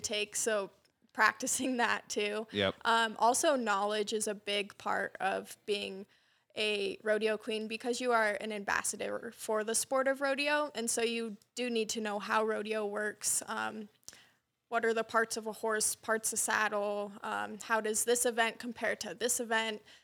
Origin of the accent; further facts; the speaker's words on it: Wyola, Montana, United States; also born or lived in Sheridan, Wyoming; I was fortunate enough to be raised on my family's cattle ranch, actually in Wyola, Montana